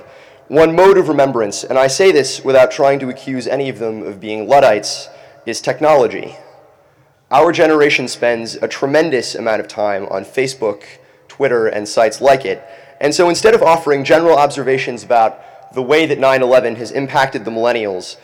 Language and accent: English; Palm Beach, Florida, United States; I'm from Palm Beach, Florida, which is approximately 1,200 miles away from Manhattan